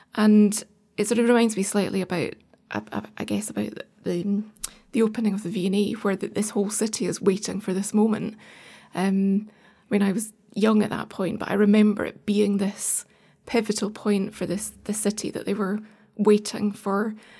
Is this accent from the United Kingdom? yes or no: yes; Edinburgh, Scotland, United Kingdom; moved away; I suppose I grew up in Edinburgh till we were, I was nine years old